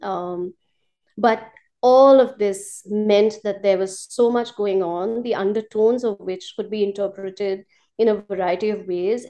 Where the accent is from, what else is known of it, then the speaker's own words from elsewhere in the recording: India; moved away as an adult; now in Colombo, Sri Lanka; as an Indian